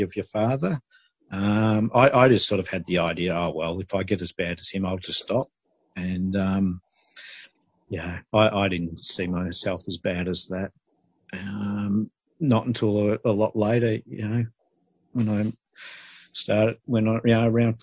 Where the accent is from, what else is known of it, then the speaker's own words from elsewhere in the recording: Glen Waverley, Victoria, Australia; I grew up in Glen Waverley